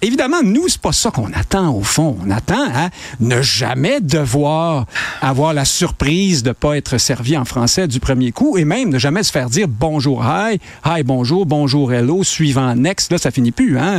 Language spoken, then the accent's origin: French; Quebec, Canada; on est des Québécois francophones maintenant